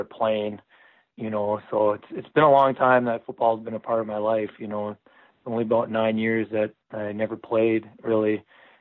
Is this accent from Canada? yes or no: yes; Canada; moved away; I'm from Canada originally